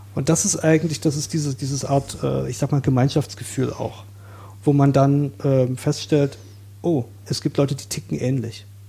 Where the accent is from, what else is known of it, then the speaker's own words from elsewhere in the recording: Saxony, Germany; moved away as an adult; now in Berlin, Germany; ich bin in Sachsen aufgewachsen